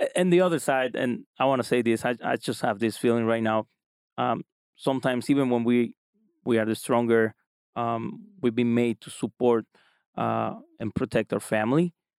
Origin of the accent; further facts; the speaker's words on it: small town close to Cancun, Quintana Roo, Mexico; moved away as an adult; now in Utah, United States; I'm from Mexico. Um, uh, I live I live there